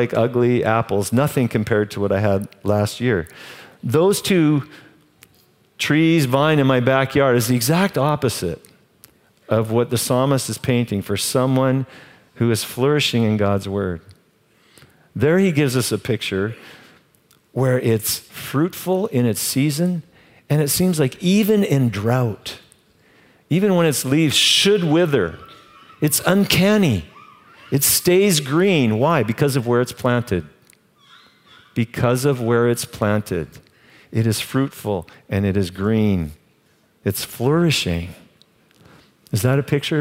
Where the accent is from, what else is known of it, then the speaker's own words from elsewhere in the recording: Canada; I'm Canadian.